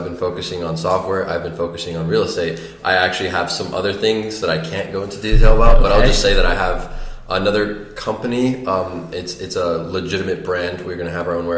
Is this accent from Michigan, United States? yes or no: yes; Detroit, Michigan, United States; moved away; also born or lived in Arizona; I was born and raised in Detroit.